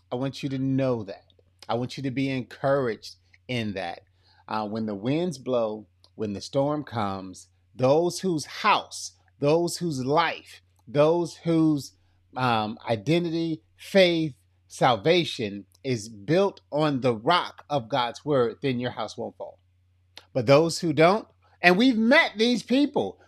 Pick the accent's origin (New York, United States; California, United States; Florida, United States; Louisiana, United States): Florida, United States; Lee County; accent: kinda country; I am from, uh, Florida. Born and raised Florida boy